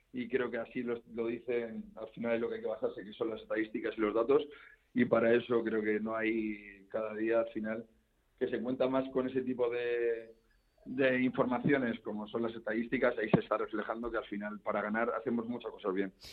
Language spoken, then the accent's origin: Spanish; Community of Madrid, Spain; yo como madrileño